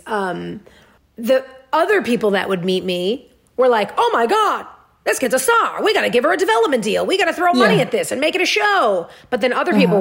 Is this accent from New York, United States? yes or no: yes; New York, United States; moved away; I grew up in New York